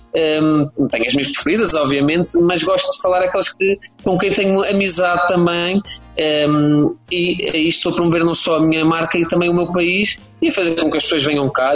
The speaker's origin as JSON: {"language": "Portuguese", "town": "Aveiro", "region": "Centro", "country": "Portugal", "tie": "born or raised there", "said": "eu sou daqui da Beira Mar, uh, eh, pronto, que é a região uh, dos ovos moles e do sal."}